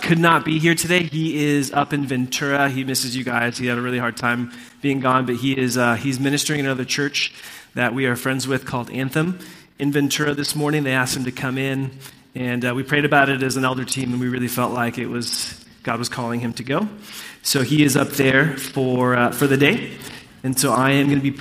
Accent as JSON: {"language": "English", "country": "Puerto Rico", "said": "I come from a family that is a part of a kind of different, like, cultural faith tradition in Puerto Rico. That's what I grew up in."}